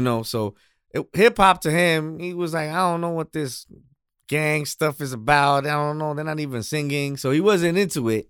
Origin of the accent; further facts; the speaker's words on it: New York City, New York, United States; I was actually born and raised in Queens